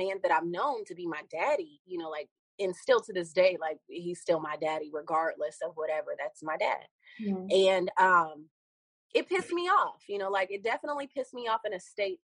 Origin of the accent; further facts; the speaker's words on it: Columbus, Ohio, United States; moved away; I'm from Columbus, Ohio originally